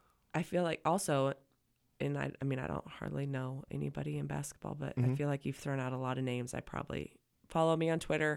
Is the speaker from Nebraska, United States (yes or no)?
yes; Nebraska, United States; We are from Nebraska.